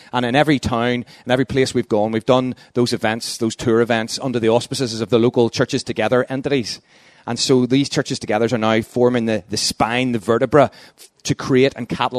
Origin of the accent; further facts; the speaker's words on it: Luton, East of England, United Kingdom; also born or lived in London; And as you can tell from the accent, I'm from Luton. And I've been there the last 3.5 years